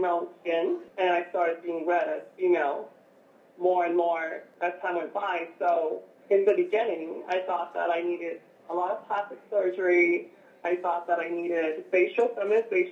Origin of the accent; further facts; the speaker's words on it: San Diego, California, United States; I grew up in San Diego